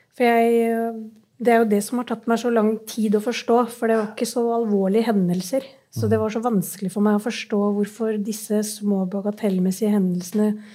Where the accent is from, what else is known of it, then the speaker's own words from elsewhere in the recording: Oslo, Norway; jeg vokste opp på, på Stovner, i Groruddalen i Oslo